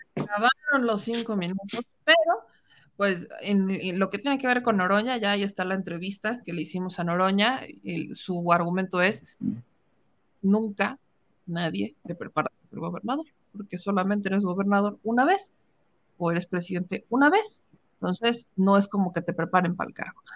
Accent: Puebla, Mexico; con los que somos de Puebla

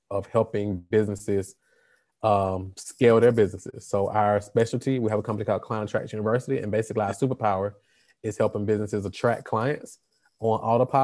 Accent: Atlanta, Georgia, United States; I'm here from Atlanta, Georgia

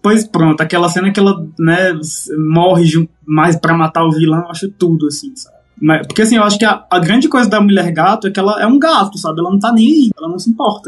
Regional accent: Limoeiro do Norte, Ceará, Brazil; lá na minha cidade, lá em Limoeiro, é, Limoeiro do Norte, não o Pernambuco

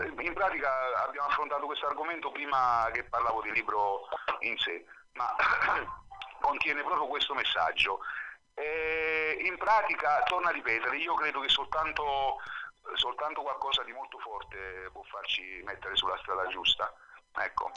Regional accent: Naples, Campania, Italy; moved away as an adult; now in Alghero, Italy; io sono di Napoli centro

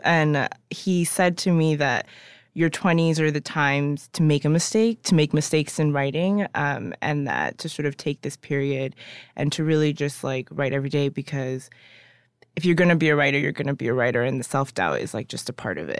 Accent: United States; also born or lived in Ghana; I was born in Ghana, but my, but I was raised here

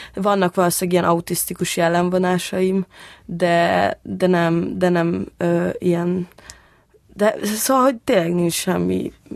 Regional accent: Budapest, Hungary; ott Békás megyeren, ahol én felnőttem

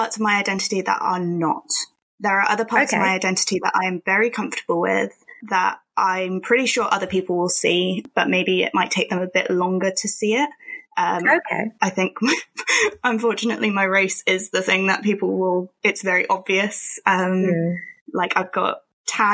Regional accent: Milton Keynes, South East England, United Kingdom; I've been brought up in England. I've lived in England my whole life. I was born in Milton Keynes.

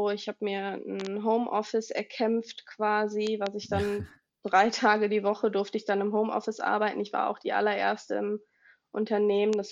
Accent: Willich, North Rhine-Westphalia, Germany; ich komme aus NRW, ich wohne in der Nähe von Düsseldorf in einem kleinen Städtchen namens Willig.

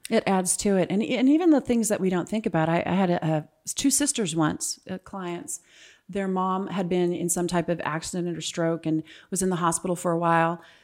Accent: California, United States; moved away as an adult; also born or lived in Ohio; now in Power Ranch, Gilbert, Arizona, United States; I'm originally from California

